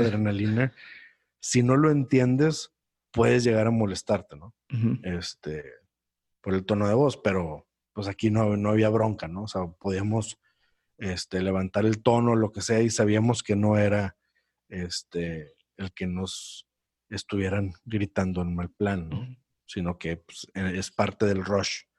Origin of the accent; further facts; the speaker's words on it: Monterrey, Nuevo León, Mexico; moved away as an adult; yo que soy de Monterrey